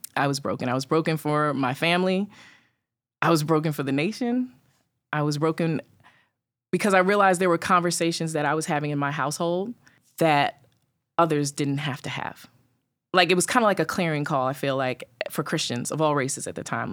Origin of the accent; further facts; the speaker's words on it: New York City, New York, United States; I grew up in Staten Island.